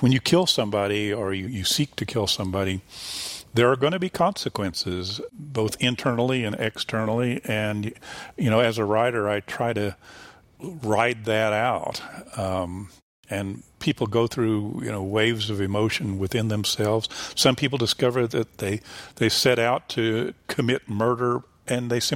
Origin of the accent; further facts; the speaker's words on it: the Ozarks, Missouri, United States; moved away as an adult; now in Columbia, United States; as an Ozarker, as a native Ozarker